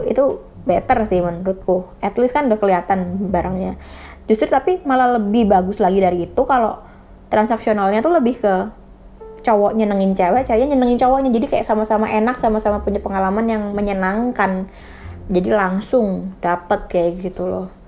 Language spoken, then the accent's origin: Indonesian; Indonesia; karena kan mau, mau gimana kita dari kecil diajarkannya di Indonesia ini ya nggak kayak gitu kan